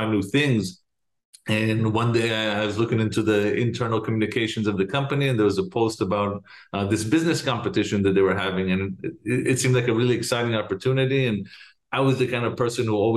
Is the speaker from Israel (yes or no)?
yes; Jerusalem, Jerusalem District, Israel; moved away as an adult; now in United States; So I am originally from Jerusalem. I was born and raised there.